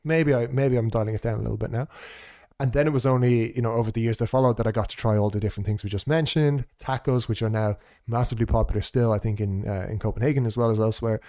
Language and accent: English; Ireland; also born or lived in Portugal; as an Irish person who has never lived in that part of the world